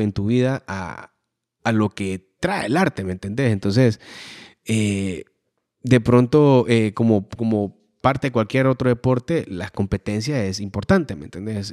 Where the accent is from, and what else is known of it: Honduras